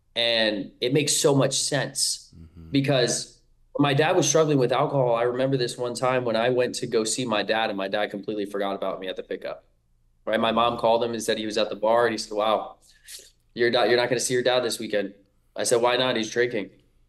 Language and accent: English; King of Prussia, Pennsylvania, United States; also born or lived in Salisbury, Maryland; Yeah, so I was born in Salisbury, Maryland. I stayed there for about 2 or 3 years, and then I soon moved to King of Prussia, Pennsylvania.